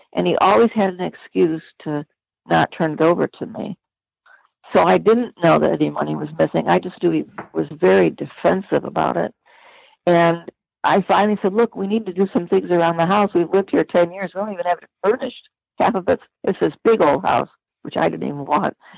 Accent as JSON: {"language": "English", "town": "Detroit", "region": "Michigan", "country": "United States", "tie": "born or raised there", "also_born_or_lived": "Midwest / Pacific Northwest", "moved": "as an adult", "said": "growing up in Detroit."}